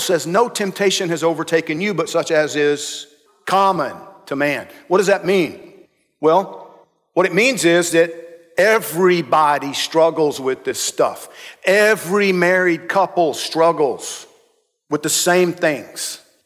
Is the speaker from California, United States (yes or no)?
no; Georgia, United States; I'm from Georgia